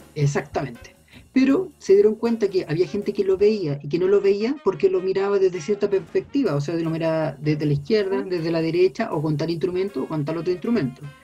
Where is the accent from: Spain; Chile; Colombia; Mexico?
Chile; como chilenos